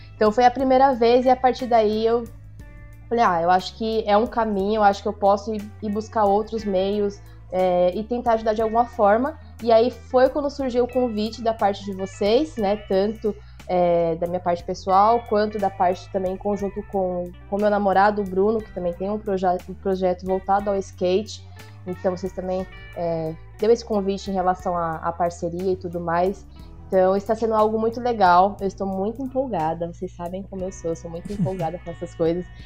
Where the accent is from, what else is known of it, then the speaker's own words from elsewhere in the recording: São Paulo, Brazil; sou da Zona Leste, tá em Paulista, fundão